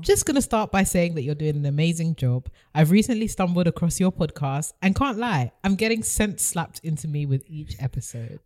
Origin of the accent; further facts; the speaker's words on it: United Kingdom; being British